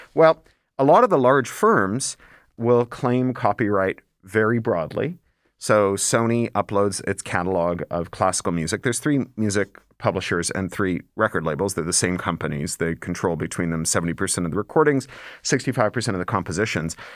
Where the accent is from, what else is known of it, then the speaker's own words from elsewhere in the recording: Toronto, Ontario, Canada; when I was growing up in Toronto